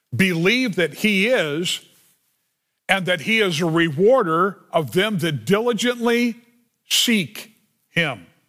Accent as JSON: {"language": "English", "town": "Los Angeles", "region": "California", "country": "United States", "tie": "born or raised there", "said": "I grew up in the San Fernando Valley"}